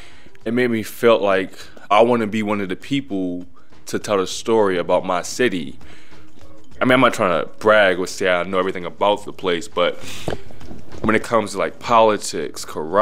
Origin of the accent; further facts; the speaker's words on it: Baltimore, Maryland, United States; I'm from Baltimore, Maryland. Before my speech training, I would say Baltimore, but to say it the closest way to standard American English, it's pronounced Baltimore.